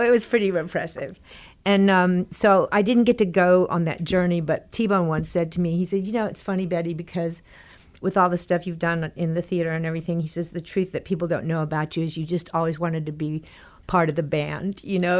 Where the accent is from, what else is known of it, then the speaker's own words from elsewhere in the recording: Texas, United States; moved away; when I was growing up in Texas